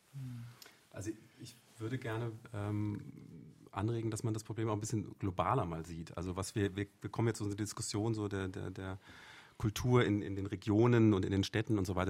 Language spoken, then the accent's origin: German; Germany; wir als Deutsche